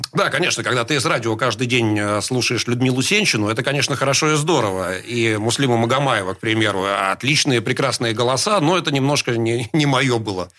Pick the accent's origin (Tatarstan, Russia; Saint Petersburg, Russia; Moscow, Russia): Saint Petersburg, Russia; Я родился в Питере 53 года назад э, в пролетарской семье